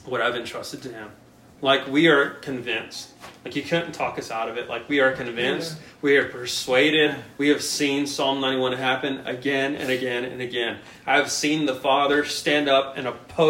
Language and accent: English; Brownwood, Texas, United States; now in El Paso, United States; my old neighbor back in my hometown in Brownwood